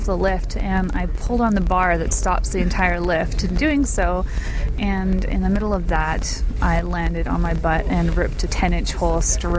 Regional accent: Vancouver Island, British Columbia, Canada; whatever you want to go by. I'm from Vancouver Island

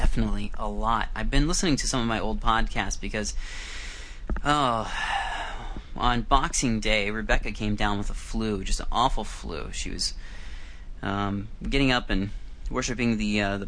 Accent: Iowa, United States; moved away as an adult; now in Vancouver, Canada; I used to live and I grew up in Iowa back in the United States

